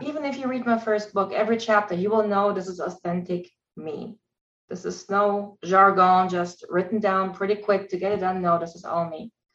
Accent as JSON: {"language": "English", "country": "Germany", "second_language": "English", "moved": "yes", "said": "I'm originally from Germany. English is my second language."}